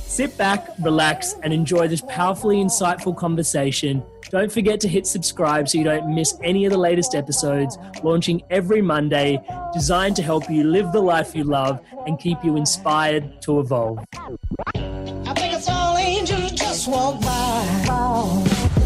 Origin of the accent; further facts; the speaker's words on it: Australia; where I grew up here in Australia